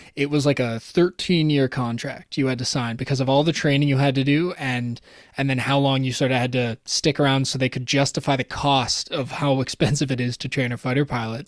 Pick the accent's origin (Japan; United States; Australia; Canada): Canada; Toronto, Ontario; I was from Toronto, raised in Toronto